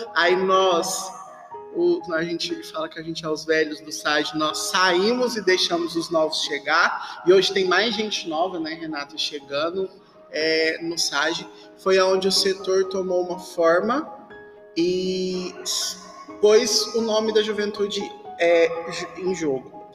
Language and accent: Portuguese; Uberaba, Minas Gerais, Brazil; nós somos de Uberaba, Minas Gerais, Arquidiocese de Uberaba